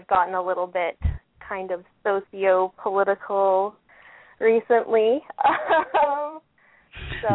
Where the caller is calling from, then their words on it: Ottawa, Ontario, Canada; I'm from Ottawa, Canada.